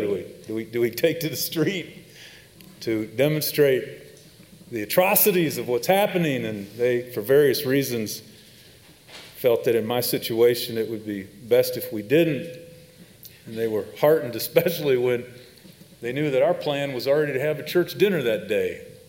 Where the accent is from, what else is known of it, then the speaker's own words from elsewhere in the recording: Chicago, Illinois, United States; moved away; I'm from Chicago